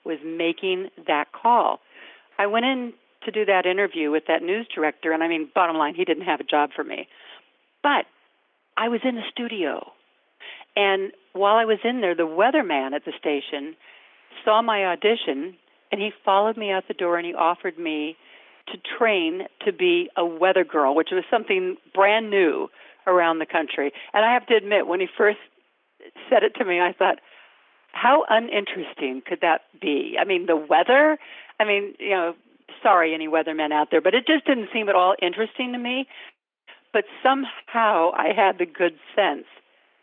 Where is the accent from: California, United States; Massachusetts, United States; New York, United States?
California, United States; Sacramento; I grew up in Northern California, in Sacramento